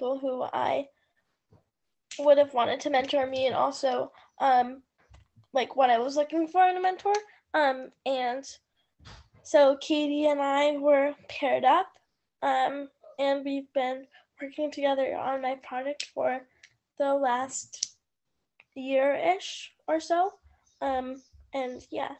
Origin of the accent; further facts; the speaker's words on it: Bristol, Vermont, United States; I'm from Bristol, Vermont.